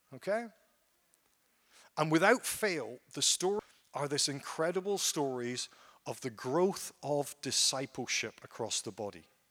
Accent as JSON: {"language": "English", "town": "Ellenbrook", "region": "Western Australia", "country": "Australia", "said": "I'm from Ellenbrook"}